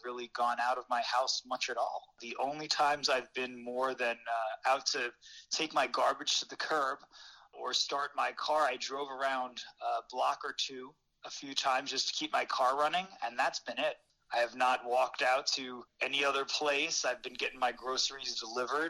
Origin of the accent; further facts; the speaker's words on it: New York City, New York, United States; I'm in New York City, in Queens, New York, my hometown